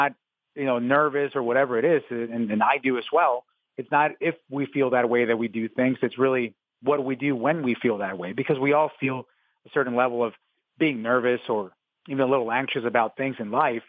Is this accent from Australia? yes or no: no; Mexico; English is a second language; now in Arizona, United States; I was born in Mexico